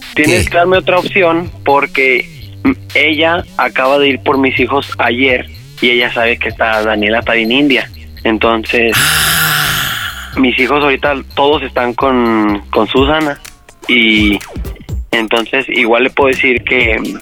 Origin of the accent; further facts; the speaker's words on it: Aguascalientes, Mexico; somos de Aguascalientes